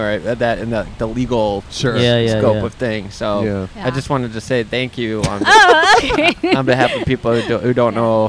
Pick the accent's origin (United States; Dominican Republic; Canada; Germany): United States; Chicago, Illinois; accent: Midwest; I'm from Chicago.